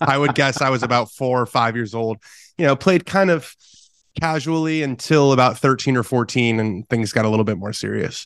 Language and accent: English; Southern California, United States; as a kid growing up in Southern California